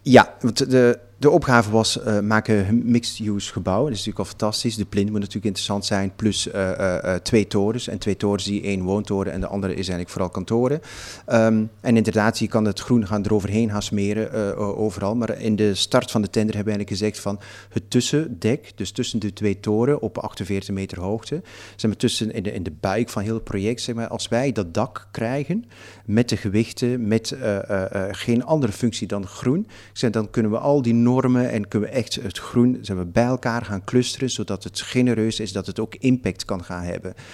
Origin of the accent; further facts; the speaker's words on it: Flanders, Belgium; Ik kom uit Vlaanderen